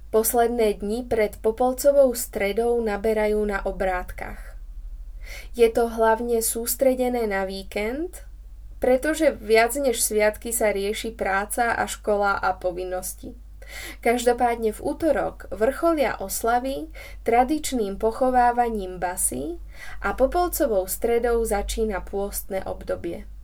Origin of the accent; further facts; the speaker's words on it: Slovakia; A ak ma pamäť neklame, tak som si privodila ako správna Slovenka žlčníkový záchvat už v detstve.